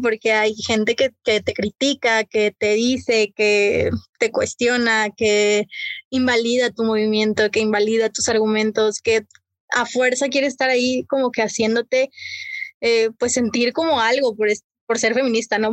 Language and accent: Spanish; Mexico; así lo siento como mexicana